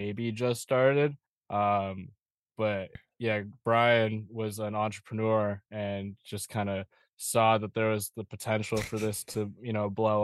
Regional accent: Seattle, Washington, United States; I'm from Seattle.

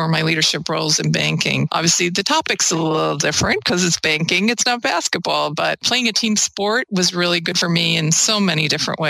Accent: Ireland; moved away as an adult; also born or lived in Hudson Valley, New York / Albany, New York; now in United States; I grew up in Ireland

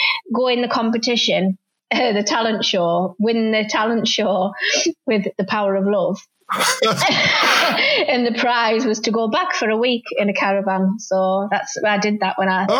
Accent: Middlesbrough, North East England, United Kingdom; I went to school right next to the old Borough ground. Because I grew up on Parliament Road

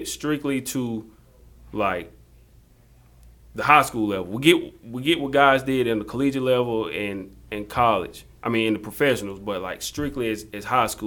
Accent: Jonesville, South Carolina, United States; I'm from Jonesville

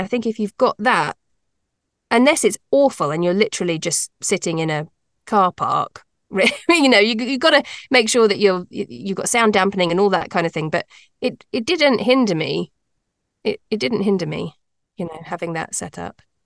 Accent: United Kingdom; moved away as an adult; also born or lived in London; now in North America; I am British, but I live in North America. And I actually used to be a lawyer in England, in London

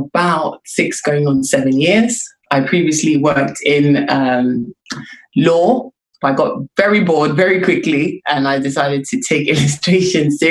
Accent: Lagos, Nigeria; I grew up in Lagos, and after I finished secondary school

